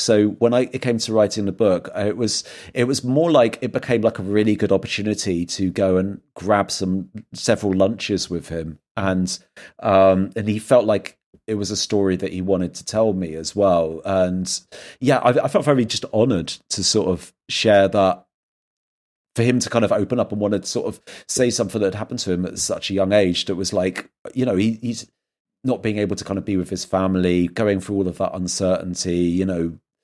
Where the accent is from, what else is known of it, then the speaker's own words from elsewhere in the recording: England, United Kingdom; moved away as an adult; also born or lived in London; now in Berlin, Germany; I'm like an English guy that's just moved to a city